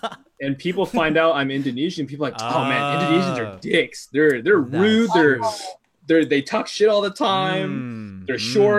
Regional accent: United States; I have an American passport, or that I speak English, or that I grew up in the United States

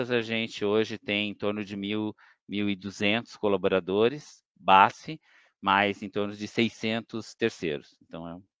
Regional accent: São Paulo, Brazil; also born or lived in Campinas; eu nasci em Campinas, mas nunca morei, né? Meus pais eram de Campinas, eh, mas sempre morei em São Paulo.

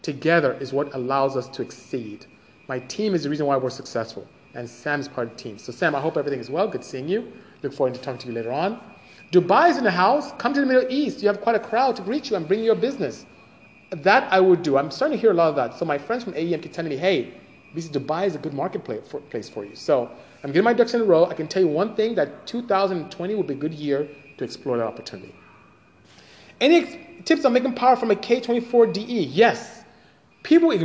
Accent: Nigeria; moved away as an adult; now in United States; I am from Nigeria, West Africa. Came here to go to school. Finished engineering, end up staying

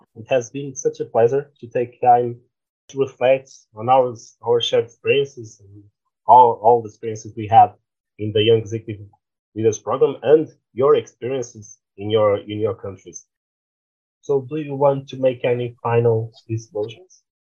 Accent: Lisbon, Portugal; my hometown, Lisbon

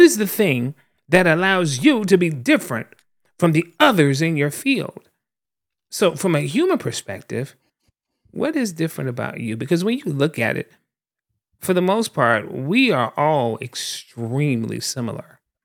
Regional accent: the South, United States; I'm also a black man born and raised in the South

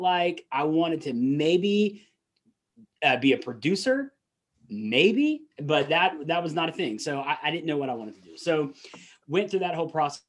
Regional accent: Atlanta, Georgia, United States; accent: Southern; I grew up in Atlanta, still live in that area

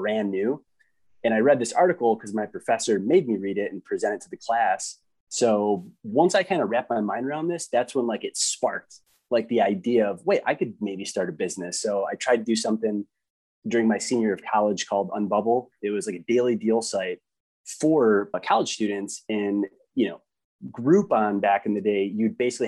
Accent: Detroit, Michigan, United States; now in Grand Rapids, United States; I grew up in Detroit.

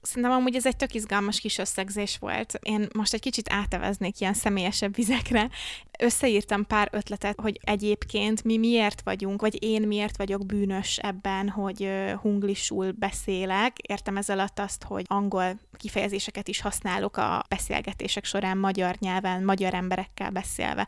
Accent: Hungary

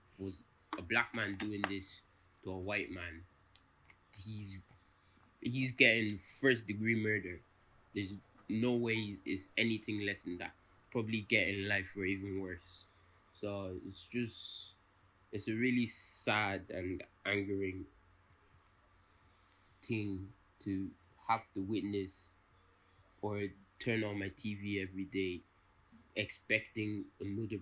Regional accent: Ireland; I was born in Ireland.

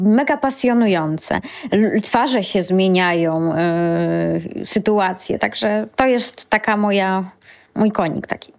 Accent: Lower Silesian Voivodeship, Poland; pochodzę z Dolnego Śląska i jak chodziłam do wczesnej podstawówki, to u nas nie uczono w podstawówce angielskiego

